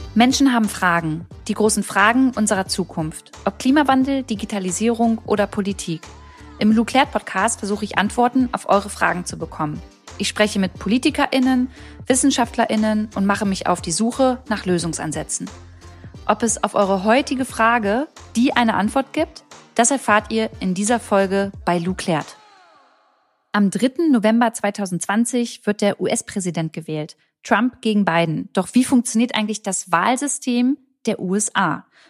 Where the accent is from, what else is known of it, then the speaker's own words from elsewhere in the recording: Germany; hier bei uns in Deutschland